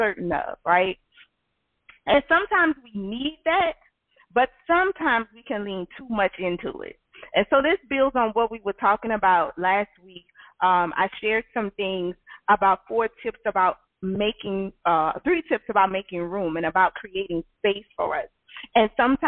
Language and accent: English; Louisiana, United States; I'm from the South. I live in Louisiana all my life.